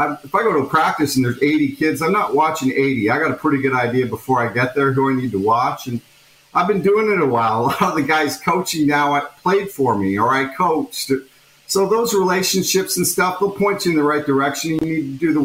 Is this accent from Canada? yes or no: yes; Toronto, Ontario, Canada; I'm from Toronto, or at least that area